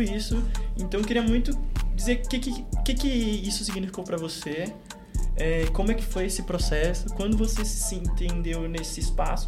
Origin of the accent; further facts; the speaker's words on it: Fortaleza, Ceará, Brazil; o lugar de onde a gente veio, de Fortaleza